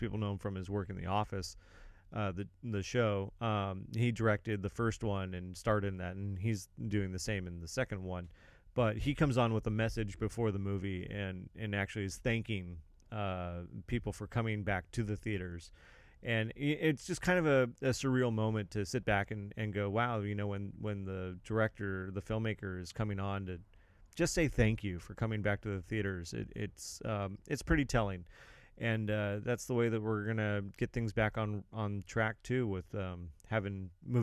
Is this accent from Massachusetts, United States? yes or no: no; Santa Barbara County, California, United States; now in San Luis Obispo County, United States; I was born in Santa Barbara County.